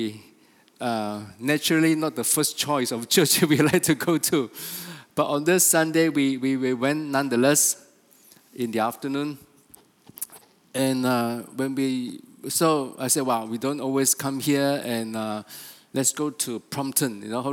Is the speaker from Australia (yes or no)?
no; Sabah, Malaysia; we are from Sabah